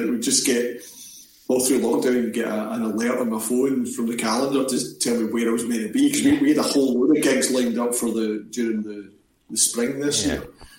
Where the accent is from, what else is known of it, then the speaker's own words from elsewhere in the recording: Glasgow, Scotland, United Kingdom; I'm from Glasgow.